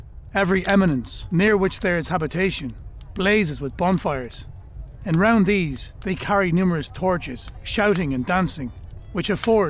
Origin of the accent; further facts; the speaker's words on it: County Mayo, Ireland; Some of my fondest memories from growing up in Mayo are of bonfire night. I remember the whole community used to come together.